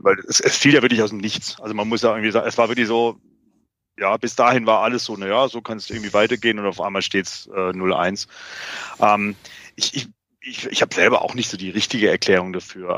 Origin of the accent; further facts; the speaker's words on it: Remshalden, Baden-Württemberg, Germany; Ich bin ähm, aber im Remstal äh, aufgewachsen